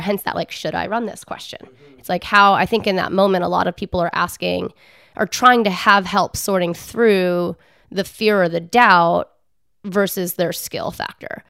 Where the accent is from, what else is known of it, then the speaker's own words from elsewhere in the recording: outside of Philadelphia, Pennsylvania, United States; I grew up outside of Philadelphia